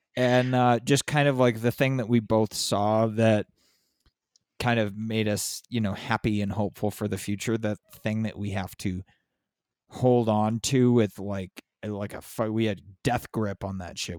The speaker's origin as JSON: {"language": "English", "town": "San Diego", "region": "California", "country": "United States", "tie": "born or raised there", "also_born_or_lived": "Los Angeles", "moved": "yes", "lives_now": "Southern Arizona, United States", "said": "I grew up in San Diego, but I'm in, I'm in Southern Arizona"}